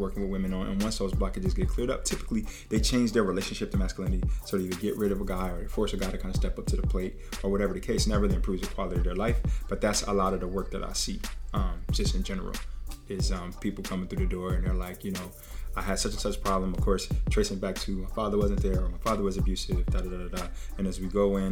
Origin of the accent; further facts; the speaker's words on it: Trenton, New Jersey, United States; as a young person, I'm from the hood. I'm from Trenton, New Jersey